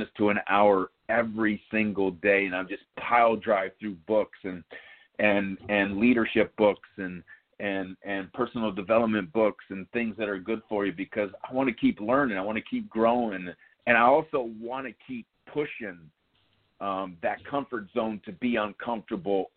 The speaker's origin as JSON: {"language": "English", "town": "New York City", "region": "New York", "country": "United States", "tie": "born or raised there", "said": "growing up in Yankee Stadium and having it as a playground"}